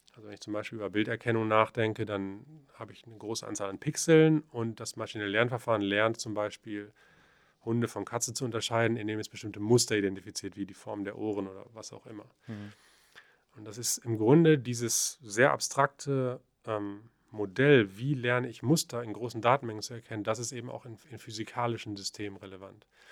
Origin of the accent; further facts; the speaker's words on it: the Paderborn region, North Rhine-Westphalia, Germany; also born or lived in Aachen; ich komme ja aus der Region